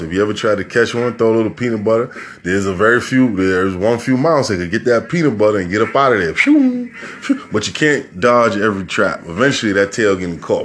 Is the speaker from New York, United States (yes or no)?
yes; New York City, New York, United States; I'm from New York City